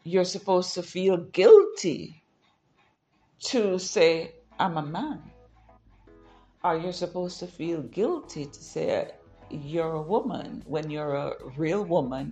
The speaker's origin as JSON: {"language": "English", "country": "Jamaica", "tie": "born or raised there", "said": "I grew up in Jamaica"}